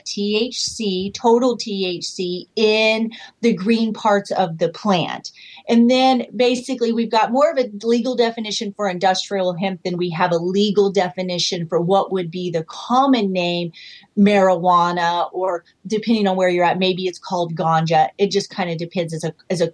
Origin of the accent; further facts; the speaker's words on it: Joplin, Missouri, United States; moved away as an adult; now in Canada; I'm from Joplin, Missouri. I'm now up here in Canada. I've been here 15 years